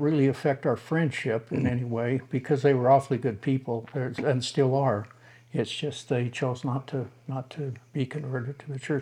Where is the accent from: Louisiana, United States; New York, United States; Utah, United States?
Utah, United States; Salt Lake City; also born or lived in Salina, Utah; I grew up in Salt Lake